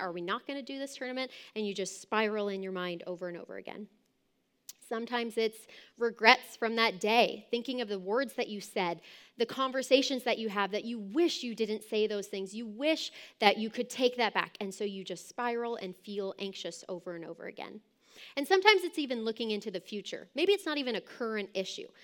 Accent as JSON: {"language": "English", "region": "Southern California", "country": "United States", "tie": "born or raised there", "said": "my childhood growing up in Southern California"}